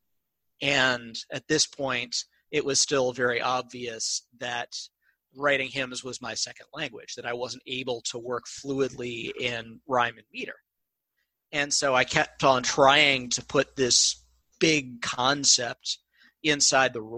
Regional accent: Columbia, Missouri, United States; I grew up in Columbia, Missouri

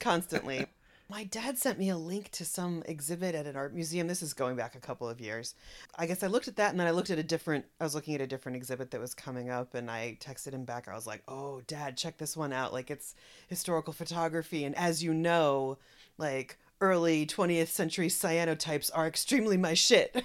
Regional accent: Haddonfield, New Jersey, United States; I grew up in the Philadelphia suburbs on the New Jersey side, in a small town called Haddonfield

